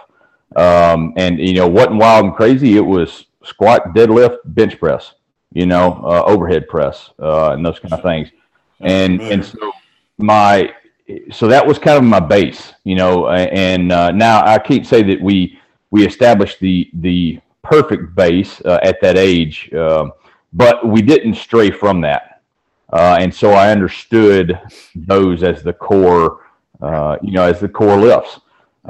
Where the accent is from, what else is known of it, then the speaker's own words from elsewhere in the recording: Humboldt, Tennessee, United States; I grew up in Tennessee, a little town over in West Tennessee called Humboldt